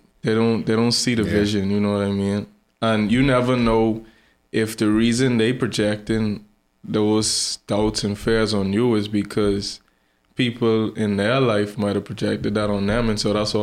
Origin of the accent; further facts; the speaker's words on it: Nassau, New Providence, Bahamas; I grew up in Fox Hill